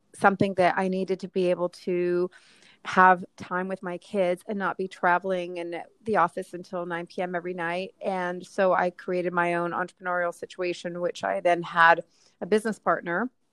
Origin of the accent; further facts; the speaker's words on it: Texas, United States; moved away as an adult; now in New York, United States; I grew up in Texas